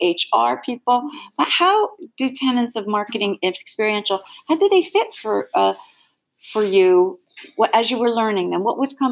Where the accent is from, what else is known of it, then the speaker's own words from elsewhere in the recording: United States; I'm an American.